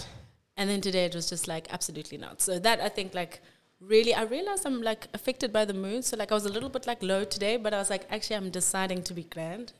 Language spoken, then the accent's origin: English; Cape Town, Western Cape, South Africa; also born or lived in Grahamstown; born and bred in Cape Town. I've been here all my life.